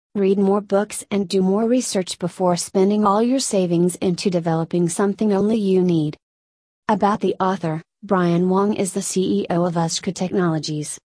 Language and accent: English; Malaysia; now in Melbourne, Australia; Growing up in Malaysia